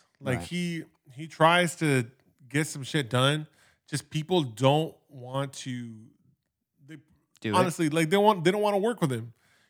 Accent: Los Angeles, California, United States; I grew up in the San Fernando Valley, and for me, that area was Van Nuys, the porn one of the porn capitals of the world.

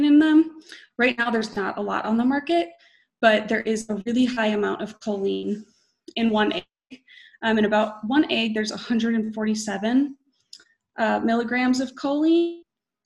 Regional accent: Wisconsin, United States; I am from Wisconsin

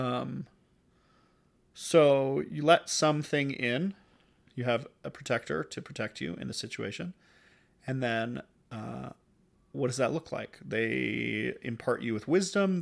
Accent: United States; growing up in the United States

